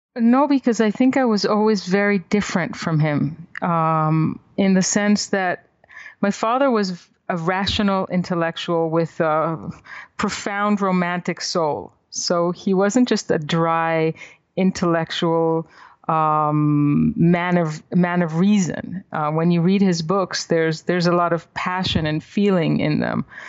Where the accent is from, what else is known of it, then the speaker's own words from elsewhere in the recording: Israel; moved away; also born or lived in Paris, France; my past in Israel